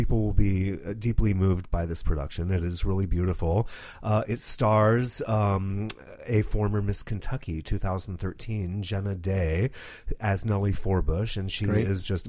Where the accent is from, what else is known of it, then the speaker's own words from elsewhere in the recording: Rome, Lazio, Italy; I was raised in Rome, Italy, where my parents, who are evangelists, had a Protestant church in the shadow of the Vatican.